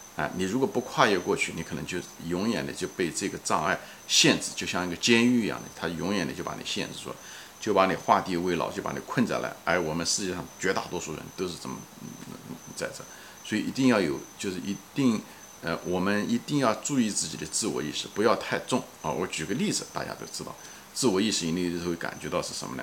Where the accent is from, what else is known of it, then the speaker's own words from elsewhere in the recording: China; 我们中文人，特别是中文人